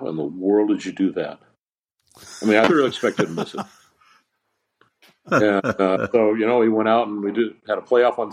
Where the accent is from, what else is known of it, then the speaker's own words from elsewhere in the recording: San Diego, California, United States; also born or lived in Los Angeles; Growing up in San Diego, going to school in LA, living in LA for quite a while